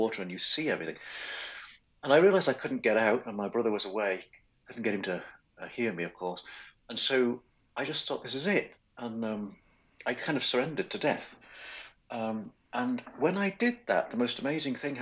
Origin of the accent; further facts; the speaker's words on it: Wales, United Kingdom; grew up in Wales, which is a small country on the west coast of Great Britain.